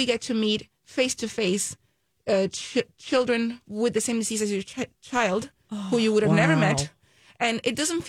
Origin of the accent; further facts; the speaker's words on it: Puerto Rico; We're originally from Puerto Rico. I mean, we're still in Puerto Rico.